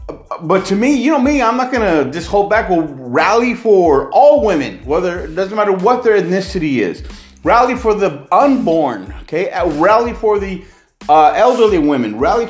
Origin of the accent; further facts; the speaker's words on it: San Jose, California, United States; I was raised on in the Barrio side of San Jose